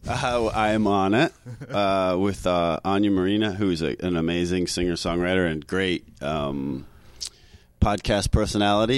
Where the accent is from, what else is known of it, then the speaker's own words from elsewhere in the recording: Canada; accent: Canadian; moved away as an adult; now in New York City, United States; I'm Canadian